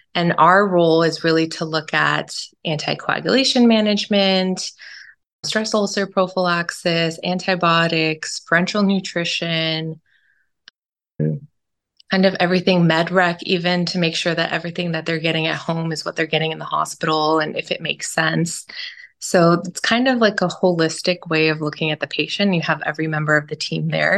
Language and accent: English; Southern California, United States; also born or lived in Stockton; I was born and raised in SoCal.